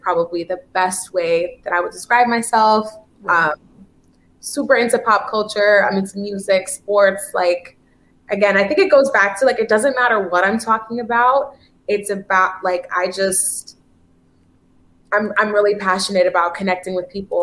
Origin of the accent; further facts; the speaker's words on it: Haiti; I'm Haitian actually